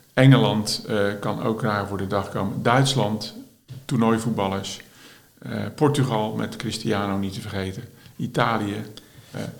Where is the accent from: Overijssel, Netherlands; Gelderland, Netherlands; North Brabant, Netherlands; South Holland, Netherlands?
South Holland, Netherlands; Schiedam; ik ben eh, geboren en getogen in Schiedam.